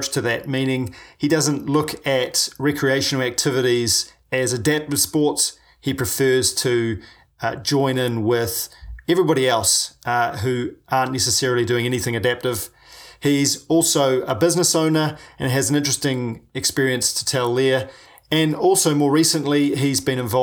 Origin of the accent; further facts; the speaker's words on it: New Zealand; I'm a paraplegic from New Zealand